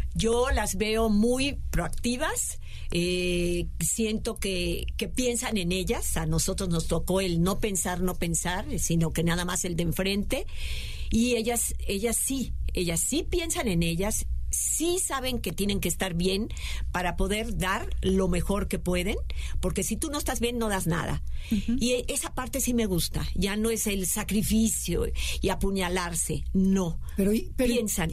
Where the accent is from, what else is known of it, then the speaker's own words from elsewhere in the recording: central Mexico, Mexico; yo soy del centro